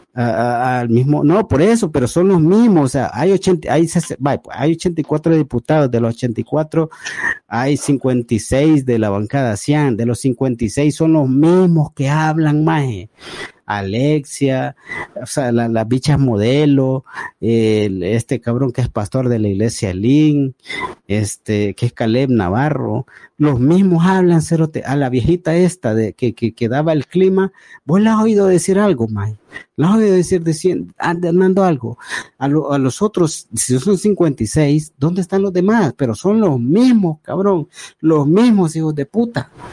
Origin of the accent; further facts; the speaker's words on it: El Salvador; yo como salvadoreño